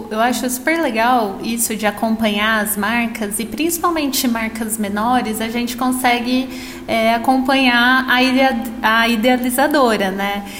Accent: São Paulo, Brazil; moved away as an adult; Eu, eu morei no interior a minha vida inteira. E até antes de ir para a faculdade, eu morei na cidade onde eu nasci, que é uma cidade super pequena que nem tem shopping

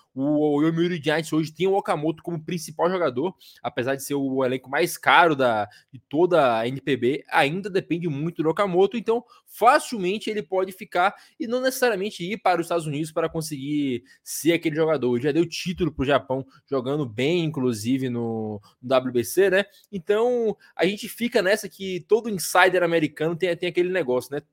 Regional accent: Brazil; nós somos brasileiros

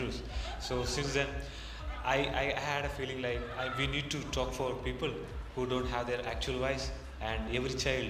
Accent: India; moved away as an adult; now in Edinburgh, United Kingdom; I'm a student. I'm actually from India. I'm a student in Edinburgh.

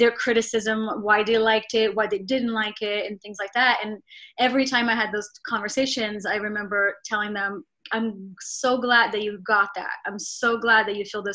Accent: Rio de Janeiro, Brazil; moved away as an adult; also born or lived in New York, United States; now in Los Angeles, United States; growing up in Brazil

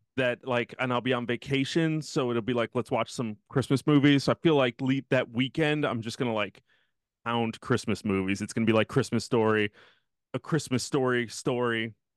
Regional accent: Midwest, United States; now in Texas, United States; growing up in the Midwest

